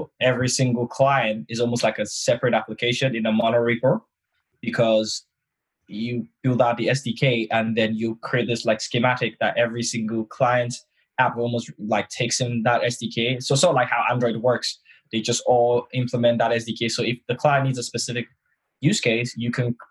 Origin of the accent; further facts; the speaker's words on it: Nigeria; now in London, United Kingdom; I am known as the Nigerian that lives in England.